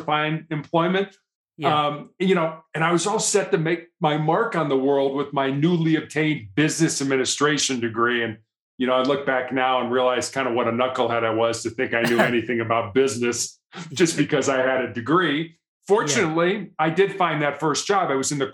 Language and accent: English; Chicago, Illinois, United States; moved away as an adult; also born or lived in Charleston, South Carolina; now in Colorado, United States; I was born and raised in Chicago, Illinois, third largest city here in the United States